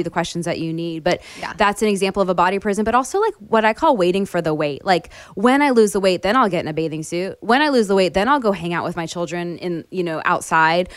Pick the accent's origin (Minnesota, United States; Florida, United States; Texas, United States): Florida, United States; moved away; I grew up in Florida where we had two seasons, hot and hotter